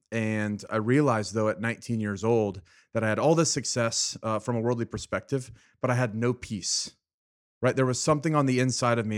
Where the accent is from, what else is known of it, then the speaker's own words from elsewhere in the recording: Fresno, California, United States; I was born and raised in Fresno, California